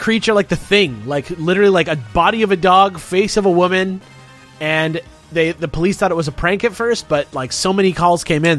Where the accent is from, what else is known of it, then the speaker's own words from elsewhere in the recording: Los Angeles, California, United States; I'm from a town called San Pedro, California, which is actually just Los Angeles, California.